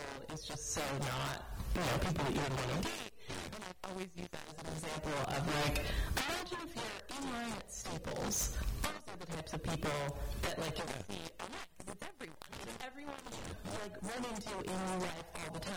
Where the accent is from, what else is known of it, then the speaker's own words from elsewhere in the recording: Australia; I'm Australian